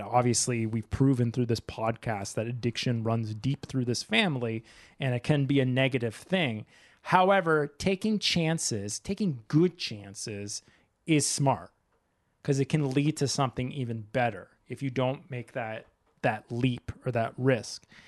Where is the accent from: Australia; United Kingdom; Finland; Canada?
Canada; also born or lived in Japan; my own country.